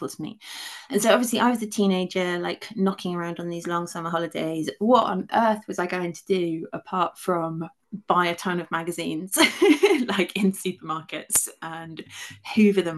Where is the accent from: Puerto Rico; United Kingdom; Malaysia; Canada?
United Kingdom; unlike most people who grew up in the UK, I did have a small amount of direct experience of it because for a few years my dad was working in the United States